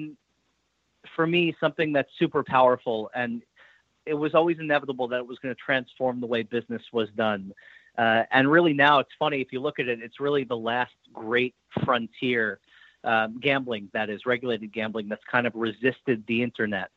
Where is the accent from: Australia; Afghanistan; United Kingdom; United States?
United States; New York; moved away; also born or lived in Boston; I grew up in New York